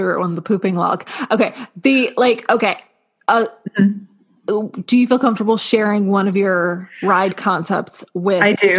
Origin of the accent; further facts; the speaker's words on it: East Coast, United States; I grew up on the East Coast.